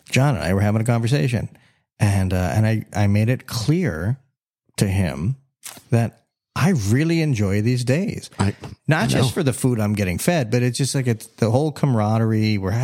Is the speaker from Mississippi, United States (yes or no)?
no; Miami, Florida, United States; growing up in Miami